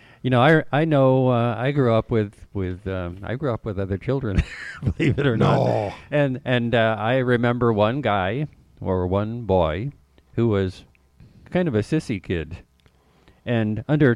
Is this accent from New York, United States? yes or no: yes; New York, United States; I grew up in New York, a liberal state